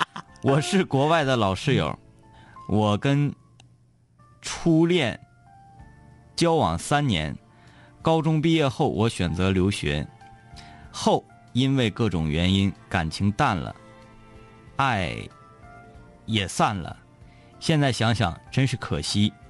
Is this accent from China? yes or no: yes; Dandong, Liaoning, China; 丹东的啤酒特别好喝，我是丹东人。